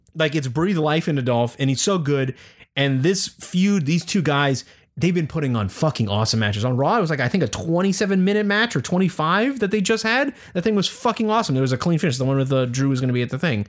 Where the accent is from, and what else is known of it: Pittsburgh, Pennsylvania, United States; born or raised there